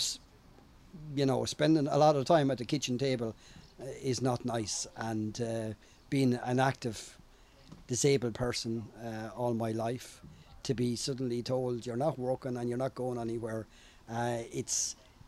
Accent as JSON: {"language": "English", "town": "Portlaoise", "region": "Leinster", "country": "Ireland", "said": "I'm from Portlaoise"}